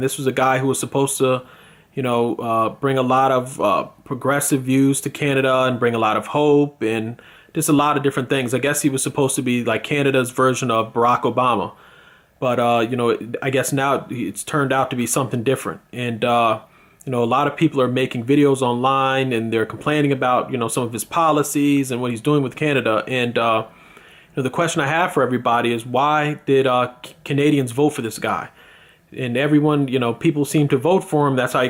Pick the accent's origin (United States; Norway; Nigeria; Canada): United States; As an American